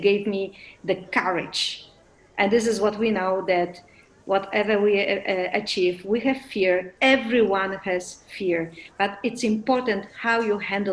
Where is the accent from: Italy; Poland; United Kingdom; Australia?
Poland; English is a second language; moved away; also born or lived in Netherlands / Brazil / Mexico